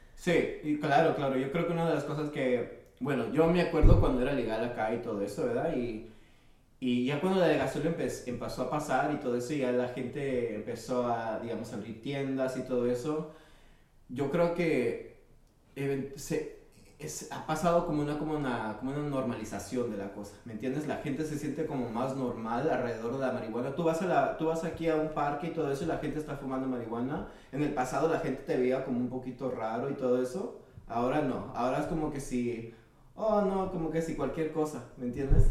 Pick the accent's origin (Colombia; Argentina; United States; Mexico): United States; San Francisco, California; now in Oakland, United States; yo soy nacido aquí en San Francisco, California, pero ahorita vivo en Oakland